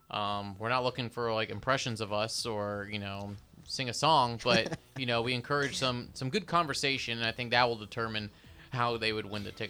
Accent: Atlanta, Georgia, United States; I grew up in Atlanta.

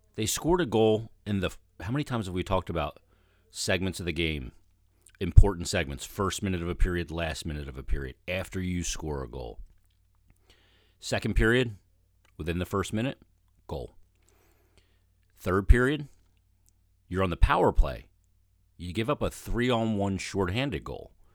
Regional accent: Philadelphia, Pennsylvania, United States; also born or lived in Delaware County, Pennsylvania / Chester County, Pennsylvania / West Chester, Pennsylvania; I grew up in Philadelphia, in Delaware County, and then in Chester County.

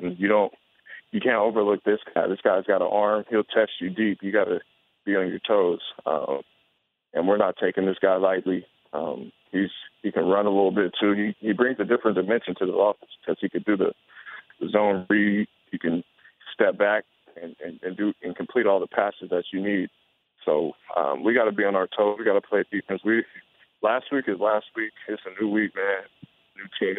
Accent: San Diego, California, United States; moved away; Back home, I'm from San Diego

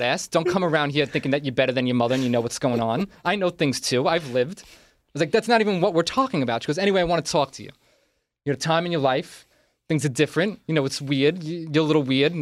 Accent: New York City, New York, United States; now in Los Angeles, United States; I'm from Staten Island.

